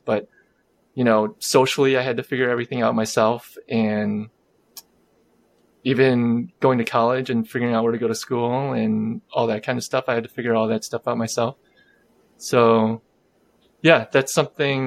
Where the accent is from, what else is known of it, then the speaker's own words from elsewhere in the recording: Chicago, Illinois, United States; I am a first generation Korean American. I was born in Chicagoland.